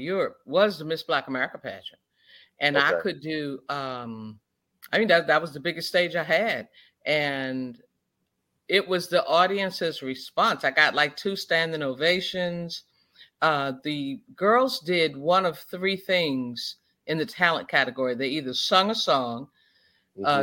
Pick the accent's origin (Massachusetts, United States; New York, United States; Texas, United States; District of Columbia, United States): District of Columbia, United States; Washington; I am originally from Washington, D.C.